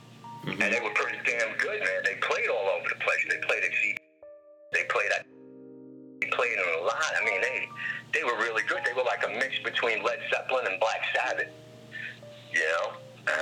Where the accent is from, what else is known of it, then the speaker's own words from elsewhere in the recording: New York, United States; growing up in New York in my day